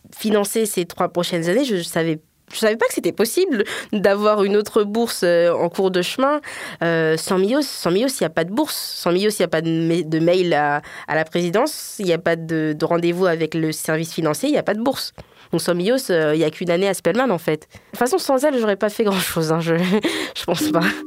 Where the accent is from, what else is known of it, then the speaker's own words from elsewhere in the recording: Guinea; moved away; also born or lived in Paris, France; je suis guinéenne